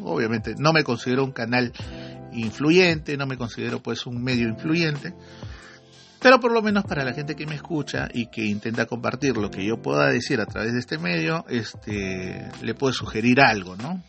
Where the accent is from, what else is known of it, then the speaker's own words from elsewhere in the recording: Iquitos, Loreto, Peru; como hacen en mi tierra, ¿no? en Jiquitos